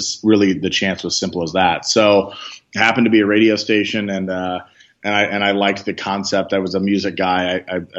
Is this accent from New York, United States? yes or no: no; Benton, Illinois, United States; moved away; also born or lived in San Francisco; I literally grew up next door to a radio station in my hometown of Benton, Illinois, a small town in Southern Illinois